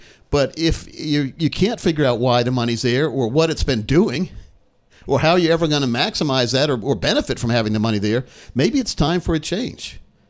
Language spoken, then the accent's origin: English; Delaware, United States; moved away; When I was little, I was born in Delaware.